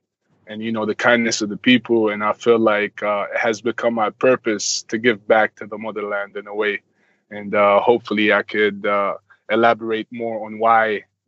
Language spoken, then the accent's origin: English; Dubai, United Arab Emirates; moved away as an adult; also born or lived in Sudan; now in United States; I was born in Sudan, moved from Sudan when I was 1 to the Middle East, Dubai, and spent majority of my life there, and then moved to the United States 4 years ago